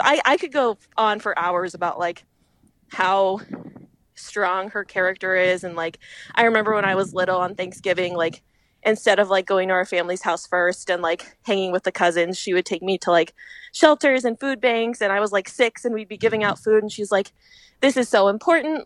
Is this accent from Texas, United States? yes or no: no; Fresno, California, United States; moved away as an adult; also born or lived in Philadelphia / San Francisco; now in Twin Cities, Minnesota, United States; I'm from Fresno